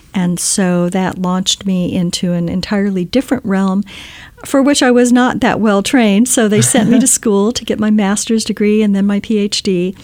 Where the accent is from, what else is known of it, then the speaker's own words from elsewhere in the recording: Key West, Florida, United States; now in Silicon Valley, United States; I grew up in Key West, Florida, so way at the bottom of the Florida Keys.